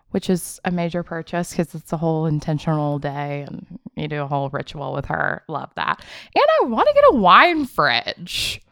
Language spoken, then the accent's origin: English; Memphis, Tennessee, United States; now in Charlotte, United States; I want to go to Memphis with her. That's my hometown